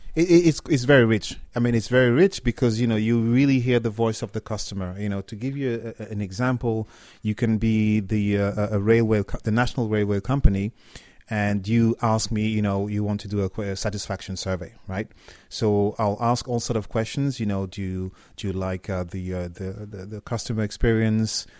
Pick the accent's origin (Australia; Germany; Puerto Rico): Germany; also born or lived in Cameroon / France; now in United Kingdom; I'm from Cameroon, but I grew up in in Germany. Uh, I studied in France and I live in, in the in, in the UK